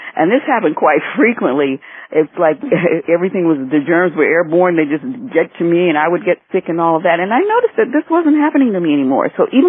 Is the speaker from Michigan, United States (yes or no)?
yes; Detroit, Michigan, United States; also born or lived in Asheville, North Carolina / Florida; now in Miami, United States; I always used to say that I was from Michigan, but Detroit, but I was actually born in Asheville, North Carolina. However, I know nothing of that place, and I've been in Florida so long, I'm a full-fledged Floridian.